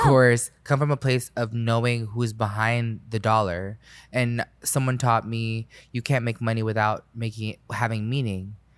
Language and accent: English; Orlando, Florida, United States; when I grew up in Orlando, I grew up on five acres